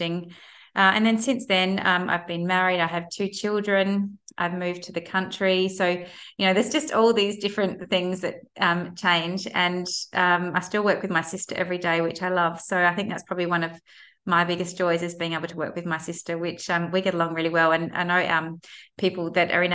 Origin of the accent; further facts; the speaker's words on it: Adelaide, South Australia, Australia; I'm from Adelaide